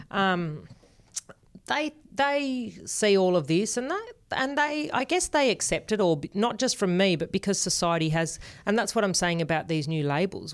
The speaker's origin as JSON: {"language": "English", "town": "Sydney", "region": "New South Wales", "country": "Australia", "tie": "born or raised there", "accent": "Australian", "first_language": "Spanish", "second_language": "English"}